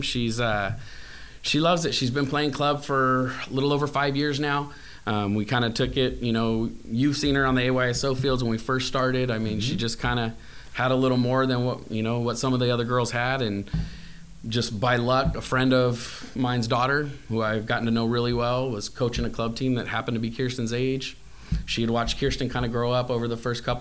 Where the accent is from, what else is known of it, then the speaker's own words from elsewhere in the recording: Bakersfield, California, United States; born and raised in Bakersfield. Been here all my life